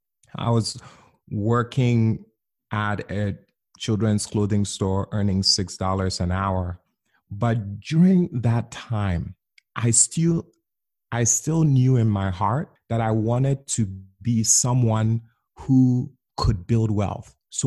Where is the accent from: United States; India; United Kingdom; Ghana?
Ghana; I grew up in Ghana, West Africa.